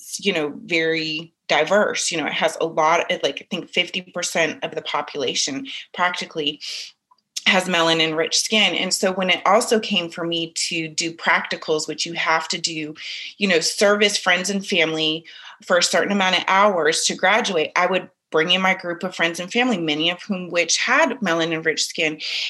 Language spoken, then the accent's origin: English; San Francisco, California, United States; growing up in Northern California and in San Francisco, which is diverse to some degrees, but it's very different diversity than the South where I live now.